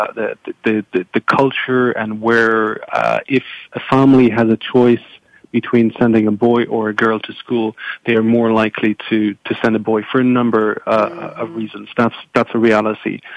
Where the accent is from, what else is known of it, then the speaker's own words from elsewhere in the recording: France; moved away; I'm originally from from France